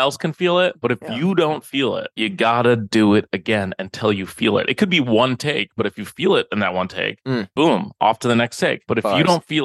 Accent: Minneapolis, Minnesota, United States; now in New York, United States; I am from Minneapolis.

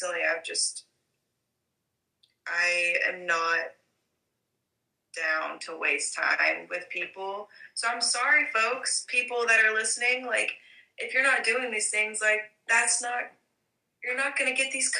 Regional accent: Alabama, United States; I'm from Alabama

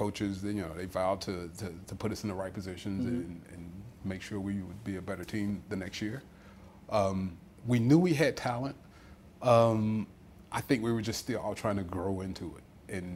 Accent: North Carolina, United States; born or raised there; moved away as an adult; also born or lived in Houston, Texas; now in Cleveland, United States

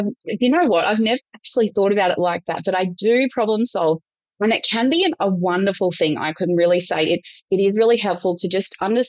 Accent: Brisbane, Queensland, Australia; born there; started my life in Queensland. So a number of different places in Queensland. I was born in Brisbane on the land of the Turrbal and Jagera people.

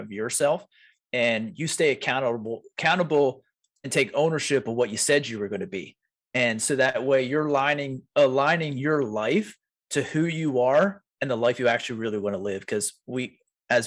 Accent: York, Pennsylvania, United States; I'm from York, PA

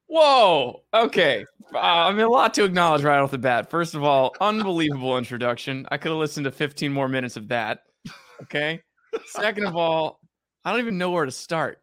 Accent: Allentown, New Jersey, United States; moved away as an adult; also born or lived in New York City; growing up in Jersey by the Jersey Shore

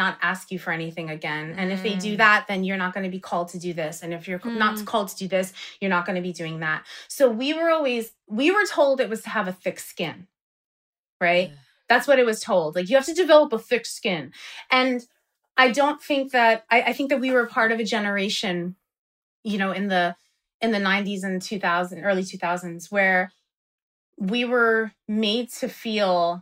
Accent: Paterson, New Jersey, United States; We're both from Patterson

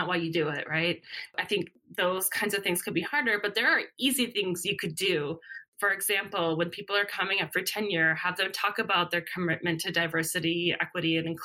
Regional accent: Minnesota, United States; moved away; I'm from Minnesota.

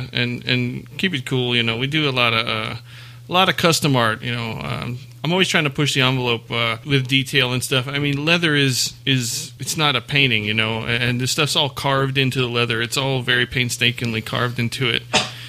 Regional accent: South Louisiana, United States; moved away; I'm from South Louisiana, man.

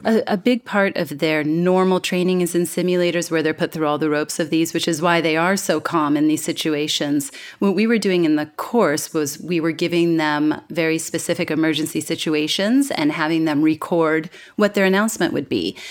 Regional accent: California, United States; moved away as an adult; now in Singapore; my hometown in California

